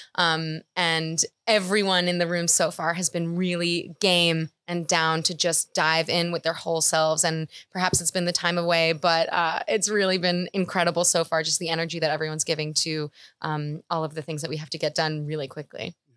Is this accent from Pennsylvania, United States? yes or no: no; New York City, New York, United States; I'm from New York City.